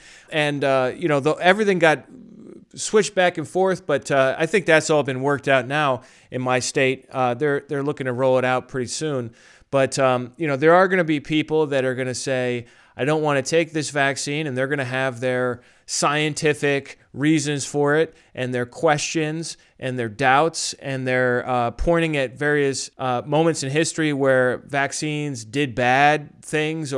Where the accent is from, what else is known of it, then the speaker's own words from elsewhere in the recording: New York, United States; as a New Yorker